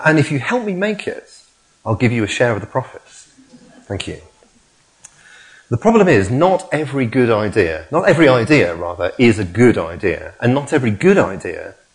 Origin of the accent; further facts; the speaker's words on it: Hull, Yorkshire and the Humber, United Kingdom; now in Leamington Spa, United Kingdom; my hometown football club, Hull City